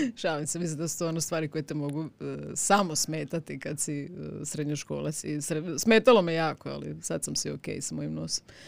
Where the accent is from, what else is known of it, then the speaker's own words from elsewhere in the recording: Osijek, Osijek-Baranja County, Croatia; ja sam ipak iz Osijeka